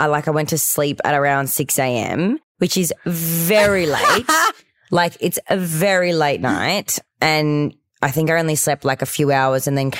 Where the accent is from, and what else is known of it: Australia